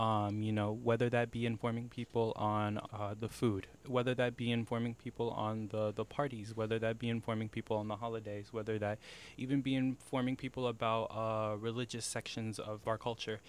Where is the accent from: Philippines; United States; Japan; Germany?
United States; Iowa; growing up in Iowa, there are times where as a Latino, you feel very separated